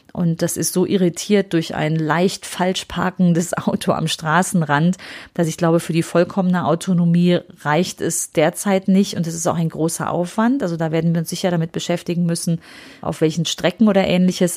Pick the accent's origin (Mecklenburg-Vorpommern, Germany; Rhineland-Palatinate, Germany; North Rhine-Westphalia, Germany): North Rhine-Westphalia, Germany; Aachen; Bei uns in Aachen